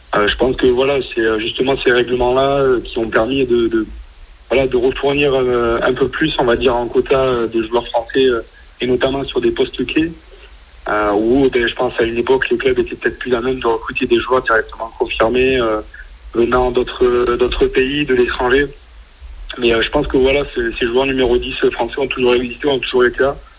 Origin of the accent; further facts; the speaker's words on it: near Agen, south-west France, France; moved away as an adult; now in Toulon, France; je suis originaire du Sud-Ouest, à côté d'Aliens.